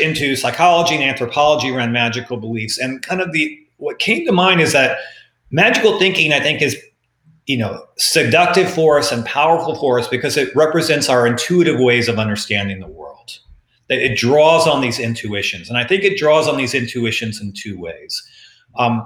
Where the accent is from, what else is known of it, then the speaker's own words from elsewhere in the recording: Texas, United States; moved away; I'm from Texas and I have enough relatives back in Texas